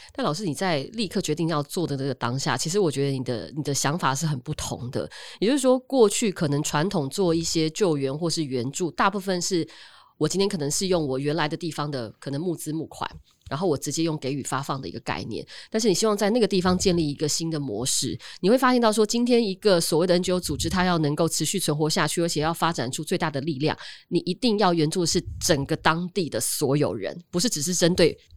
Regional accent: Taiwan; 我们台湾人

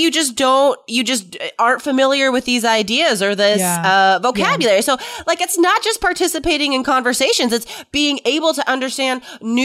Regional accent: United States; I'm American, I pretty much know the coasts, you know. I know San Francisco and New York

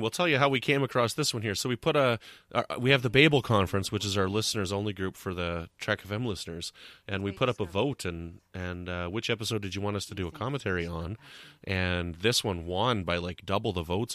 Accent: Canada; I'm from Canada

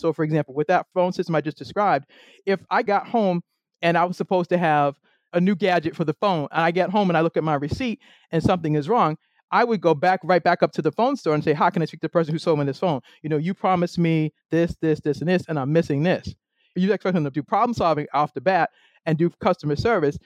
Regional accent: Boston, Massachusetts, United States; moved away as an adult; now in Maryland, United States; I'm originally from Boston. I now live in the great state of Maryland

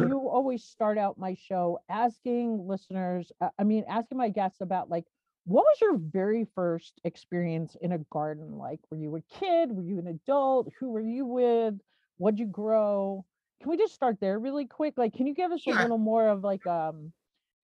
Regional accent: outside of New York City, United States; moved away as an adult; now in Montana, United States; I grew up outside of New York City and moved to Montana when I was 21

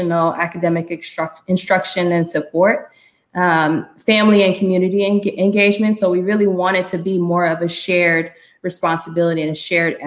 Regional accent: New York City, New York, United States; moved away; I was born and raised in New York City. I grew up in Harlem during the 80s and 90s.

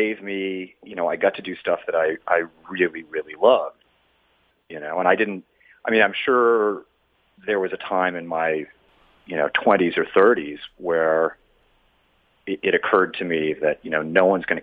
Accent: Denver, Colorado, United States; I grew up in Denver

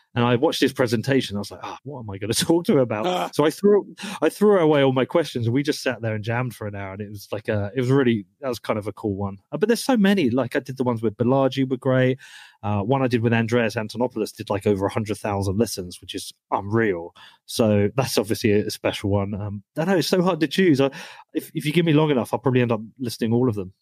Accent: United Kingdom; moved away as an adult; now in Texas, United States; I'm from the UK where we don't really have guns

